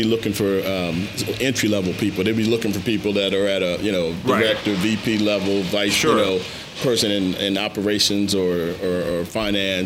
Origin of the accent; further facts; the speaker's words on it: Washington, District of Columbia, United States; I grew up in Washington D.C.